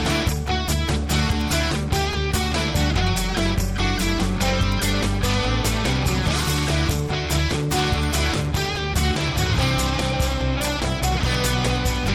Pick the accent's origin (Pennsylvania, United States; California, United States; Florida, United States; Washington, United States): California, United States; I'm from California